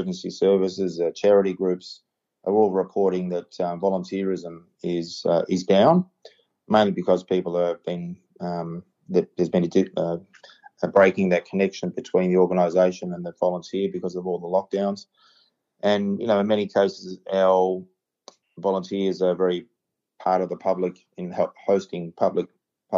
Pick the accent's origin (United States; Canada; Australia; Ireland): Australia; Yarra Junction, Victoria; also born or lived in Warrnambool / Bendigo; I grew up in the Yarra Valley. I grew up in Yarra Junction, and my dad's still up there